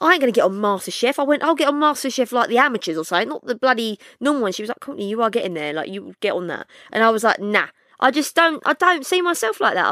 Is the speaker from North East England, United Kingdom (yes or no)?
no; London, United Kingdom; I'm from Bow.